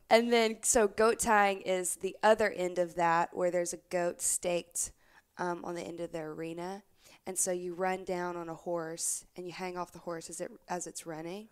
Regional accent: Opelousas, Louisiana, United States; I grew up in South Louisiana in a town called Opelousas

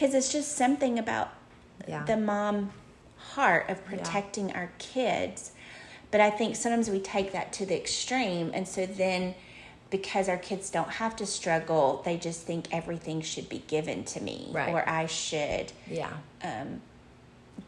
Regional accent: United States; being, I think, an American

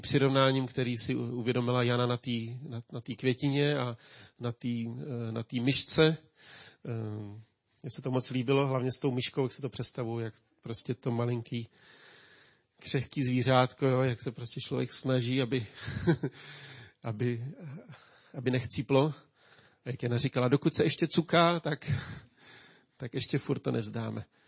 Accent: Czechia; also born or lived in Ústí nad Labem; jako Čech

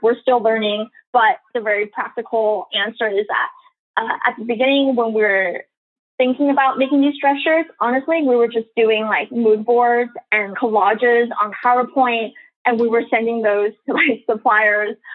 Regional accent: Los Angeles, California, United States; also born or lived in San Diego, California / New York City; I'm from the San Valley area within LA County, and so it's a very kind of Asian community. And so a lot of my friends growing up were Asian

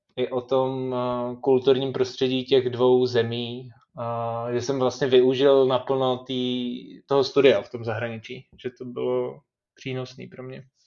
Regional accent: Czechia; tady u nás v Čechách

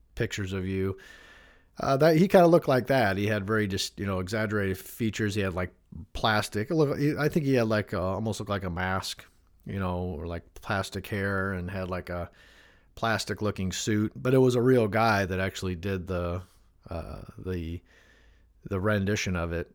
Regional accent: Northwest Indiana, United States; me growing up in Northwest Indiana in the Chicagoland area

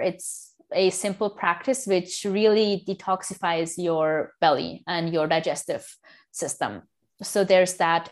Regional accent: India; I am from India, both of my parents are 100% from India

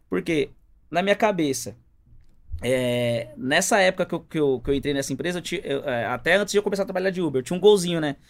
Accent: São Paulo, Brazil; also born or lived in Paraíba; eu nasci em São Paulo

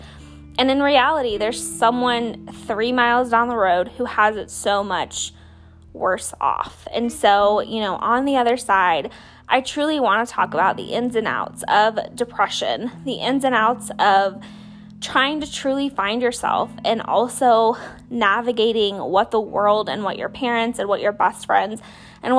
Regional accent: Bradenton, Florida, United States; also born or lived in Slidell, Louisiana; I was born and raised in Bradenton, Florida, and I moved to Slidell, Louisiana when I was in the 3rd grade, I think. And then I moved back to what's like Central Florida in 7th grade

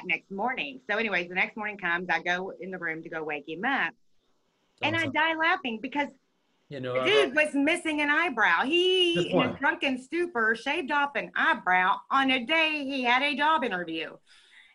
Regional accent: Texas, United States; I'm a Texan

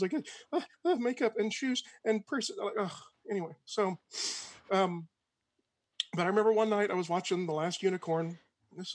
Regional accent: Georgia, United States; born there; So I was born a little blonde white boy in South Georgia, mm-hmm. To a military family.

